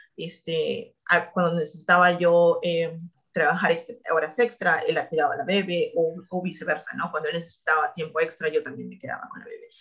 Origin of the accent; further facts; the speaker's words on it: Peru; moved away as an adult; also born or lived in Purdue, United States; now in United States; como peruanos, como nuestra comunidad era muy pequeña